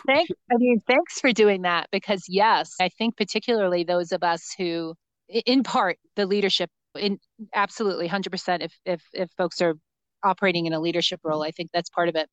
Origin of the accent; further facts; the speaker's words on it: New Jersey, United States; now in New Mexico, United States; I grew up in New Jersey